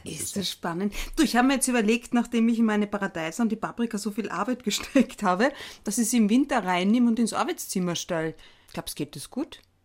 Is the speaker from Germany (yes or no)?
no; Carinthia, Austria; eine gebürtige Kärntnerin wie mich